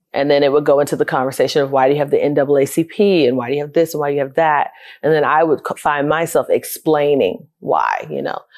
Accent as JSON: {"language": "English", "town": "Fort Lauderdale", "region": "Florida", "country": "United States", "tie": "born or raised there", "also_born_or_lived": "Nashville", "moved": "as an adult", "said": "I grew up in Fort Lauderdale, Florida, born and raised"}